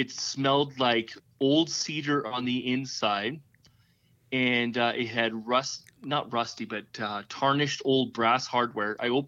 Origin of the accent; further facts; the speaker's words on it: Calgary, Alberta, Canada; So, yeah, I'm from Western Canada.